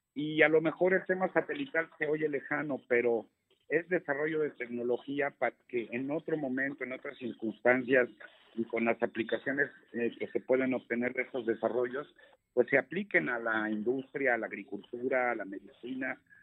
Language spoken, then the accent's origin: Spanish; Mexico; todos los que somos mexicanos, pues somos mexicanos por igual